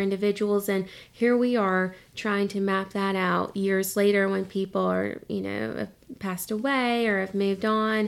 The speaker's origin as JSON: {"language": "English", "town": "Concord", "region": "North Carolina", "country": "United States", "also_born_or_lived": "Greensboro, North Carolina", "moved": "as an adult", "lives_now": "Wilmington, United States", "said": "I'm originally from Concord"}